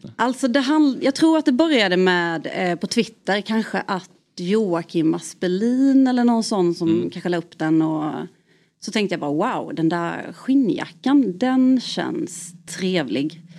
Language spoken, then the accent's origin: Swedish; Värnamo, Jönköping County, Sweden; now in Gothenburg, Sweden; jag är från Värnamo